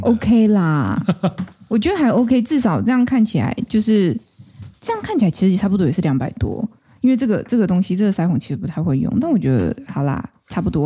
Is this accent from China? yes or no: no; Taichung, Taiwan; 我是台中人嘛